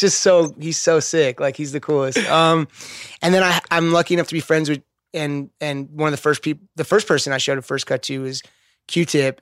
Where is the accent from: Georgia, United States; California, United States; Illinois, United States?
California, United States; Los Angeles; I grew up skating in West L A.